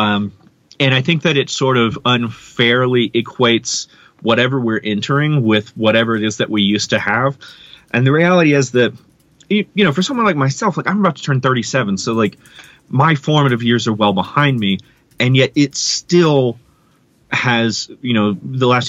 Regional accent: Mississippi, United States; moved away; I'm from Mississippi originally

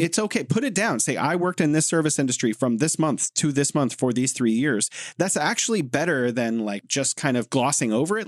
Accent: United States; moved away as an adult; now in Beijing, China; I'm American

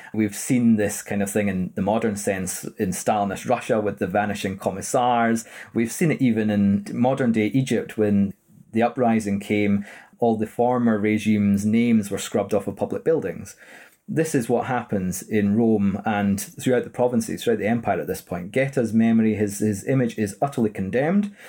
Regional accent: Edinburgh, Scotland, United Kingdom; born and raised in Edinburgh

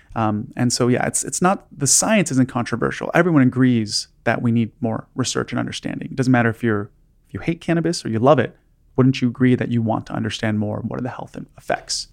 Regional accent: Los Angeles, California, United States; I grew up in Los Angeles

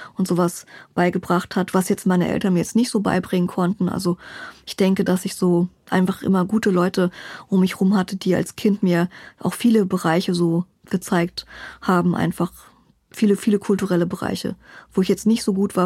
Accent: Berlin, Germany; Ich bin Berlinerin, genau. Hier geboren

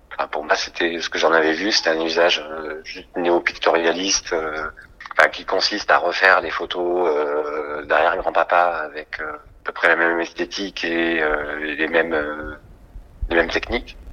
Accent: Toulouse, Occitania, France; moved away as an adult; also born or lived in Paris; now in Marseille, France; je suis né à Toulouse, où j'ai grandi.

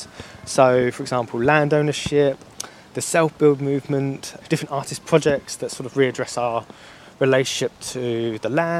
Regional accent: Basildon, East of England, United Kingdom; moved away; my hometown of Basildon

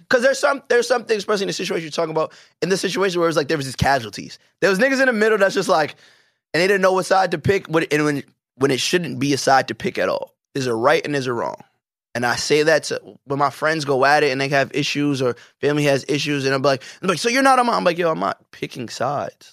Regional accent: New York, United States; as a New Yorker

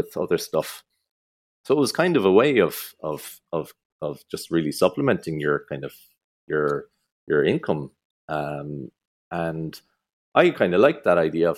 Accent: Crosshaven, Munster, Ireland; also born or lived in United States; I grew up in Crosshaven.

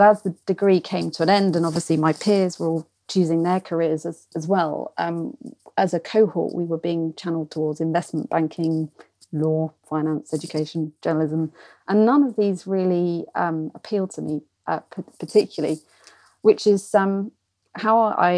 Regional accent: Portsmouth, South East England, United Kingdom; I grew up in Portsmouth

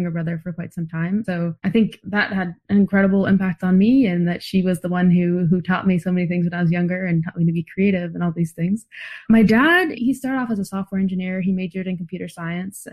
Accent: San Diego, California, United States; now in Boston, United States; I'm currently in Boston where it's very cold, but I grew up in San Diego

